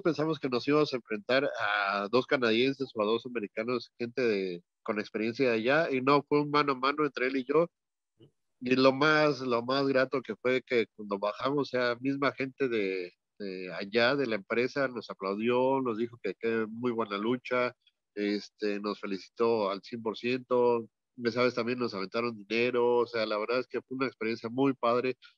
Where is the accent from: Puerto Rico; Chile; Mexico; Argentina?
Mexico; Mexico City; also born or lived in Los Angeles; yo soy de la Ciudad de México, pero ahorita estoy aquí en Los Ángeles